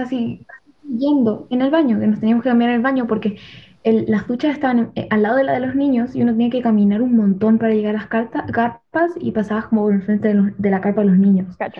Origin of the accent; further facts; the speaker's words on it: Chile; moved away; me preguntan dónde soy y tengo que decir que soy de Chile.